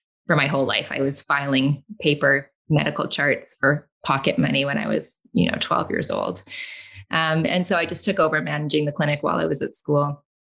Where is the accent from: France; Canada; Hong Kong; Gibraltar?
Canada; also born or lived in London, England; Only because my mother is British and she went home to have me. So then I came back to Canada. I think I was a week old. So I'm Canadian